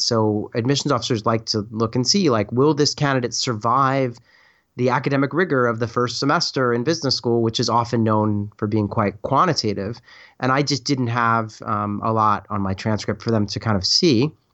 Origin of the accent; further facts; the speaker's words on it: Philadelphia, Pennsylvania, United States; I was kind of from the Philadelphia area.